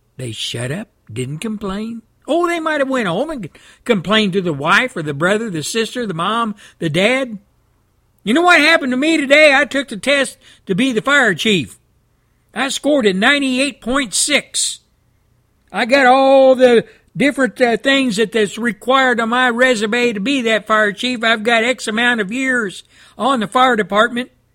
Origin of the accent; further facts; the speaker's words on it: Texas, United States; my home state of Texas